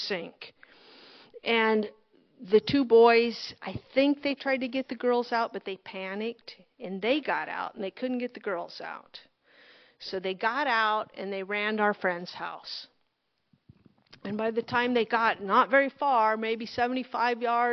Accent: Loup Canal, near Monroe, Nebraska, United States; I grew up on the Monroe Canal, on the Loop Canal

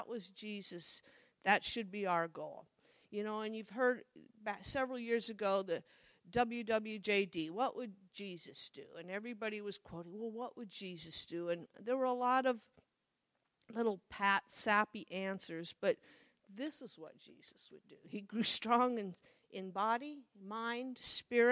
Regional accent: Midwest, United States; I grew up in the Midwest

